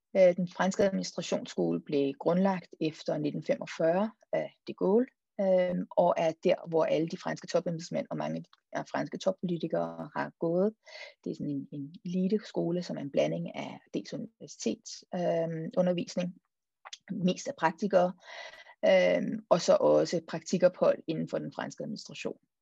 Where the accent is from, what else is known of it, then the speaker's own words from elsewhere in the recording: Denmark; also born or lived in Copenhagen, Denmark / Marseille, France / Brussels, Belgium; nød at være hjemme i et semester